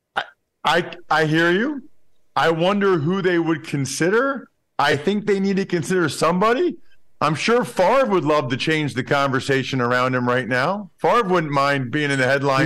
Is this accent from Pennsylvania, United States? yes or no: yes; outside of Philadelphia, Pennsylvania, United States; I grew up outside of Philadelphia